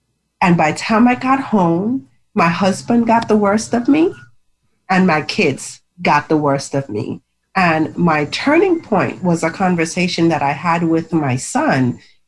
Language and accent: English; U.S. Virgin Islands; now in Maryland, United States; I'm from the Virgin Islands, but I actually live in Maryland. And I'm in the Virgin Islands right now.